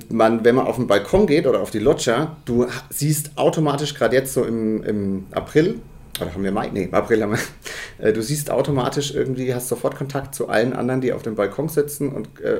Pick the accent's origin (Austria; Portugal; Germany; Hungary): Germany; Bavaria; ich bin in Margezüchheim